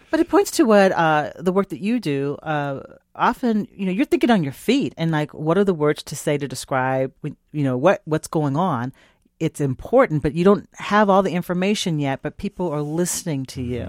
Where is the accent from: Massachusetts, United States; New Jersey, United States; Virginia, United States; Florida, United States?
Virginia, United States; moved away; my home state of Virginia